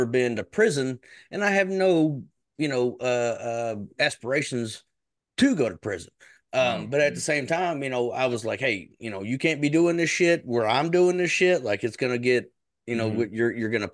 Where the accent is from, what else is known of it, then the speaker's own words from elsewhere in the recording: Kentucky, United States; I'm from Kentucky. That's an area in the South